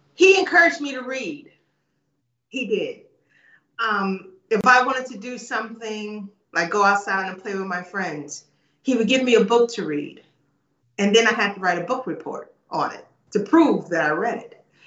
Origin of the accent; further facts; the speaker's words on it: United States; I grew up in the States